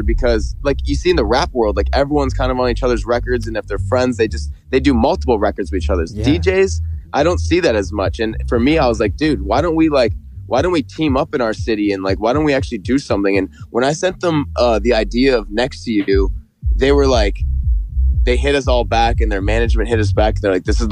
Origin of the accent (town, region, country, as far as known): Toronto, Ontario, Canada; born or raised there